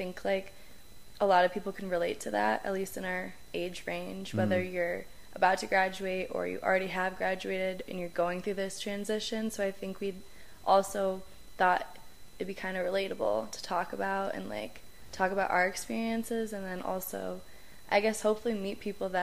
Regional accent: Chicago suburbs, Illinois, United States; moved away as an adult; also born or lived in Boulder, Colorado; now in Denver, United States; I guess I'm from Chicago suburbs. I guess we both are. That's where we met and grew up together

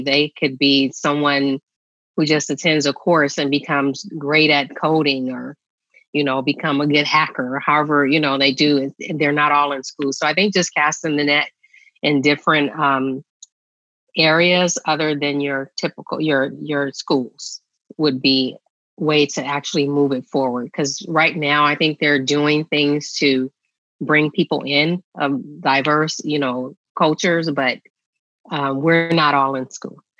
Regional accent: San Francisco, California, United States; I grew up in San Francisco

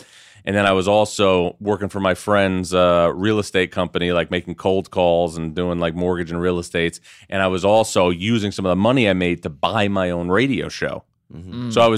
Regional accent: New York, United States; A suburb of New York.

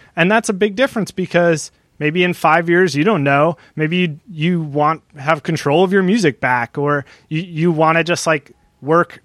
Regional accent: New Jersey, United States; also born or lived in Delaware; I'm from New Jersey

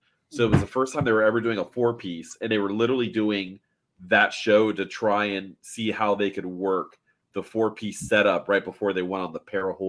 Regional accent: Miami, Florida, United States; I grew up in the Miami area, and that's all you need to play.

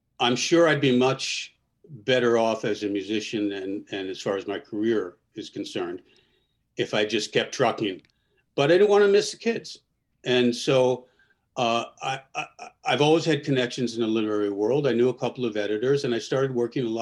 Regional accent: New Jersey, United States; born or raised there; moved away; also born or lived in Spain

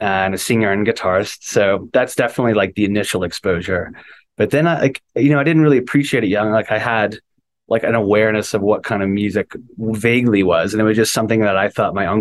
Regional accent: Westlake, Ohio, United States; we grew up in Westlake, Ohio

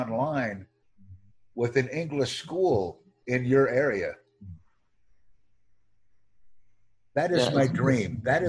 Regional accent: United States; I'm from the United States.

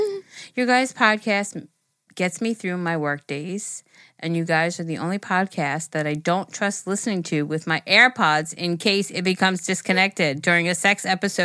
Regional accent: Ontario, Canada; I'm 25 from Ontario, Canada.

